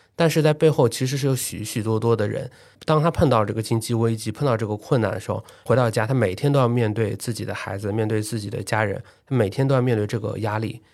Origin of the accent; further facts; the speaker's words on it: Shanghai, China; 像我出生在石库门，长在工人新村，可能到了读初中的时候，九八年房改，零零年之后家庭开始搬入第一套商品房